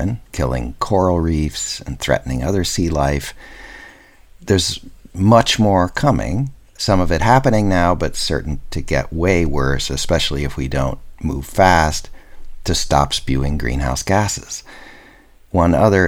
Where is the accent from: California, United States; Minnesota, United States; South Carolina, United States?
Minnesota, United States; I grew up in Minnesota